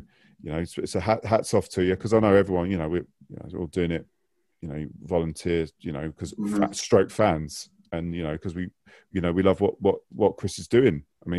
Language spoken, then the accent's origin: English; London, United Kingdom; I was a QPR fan. I moved down here from West London.